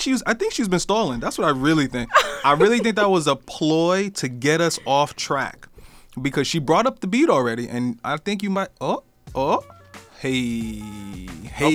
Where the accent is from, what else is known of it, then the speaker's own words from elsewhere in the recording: Newark, New Jersey, United States; moved away; I grew up in New Jersey, right? So I grew up in, like, like Newark